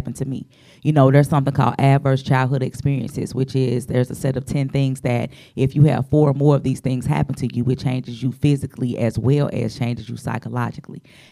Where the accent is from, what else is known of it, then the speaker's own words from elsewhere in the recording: St. Louis, Missouri, United States; I'm from the Lou. I'm the show me state.